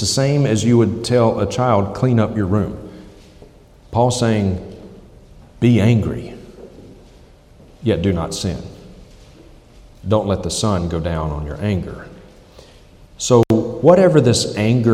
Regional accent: United States; moved away; I'm from the States

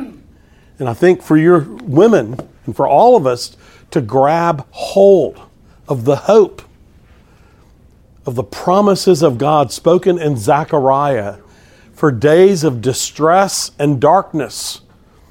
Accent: Texas, United States; I'm from Texas

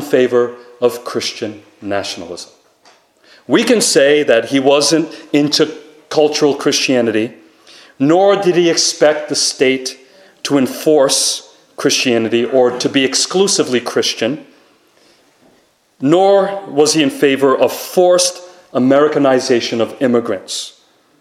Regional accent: Rhode Island, United States; Rhode Island, which is my home state

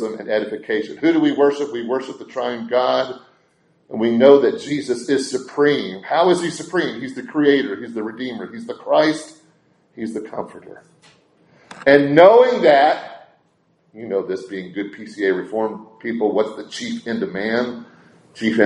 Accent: Brentwood, Tennessee, United States; growing up in Nashville, and specifically Brentwood, Tennessee, we had our little brick breakfast nook.

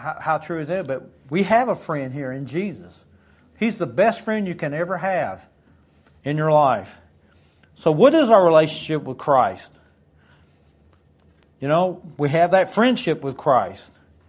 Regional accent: Detroit, Michigan, United States; born there; I was born outside of Detroit, Michigan.

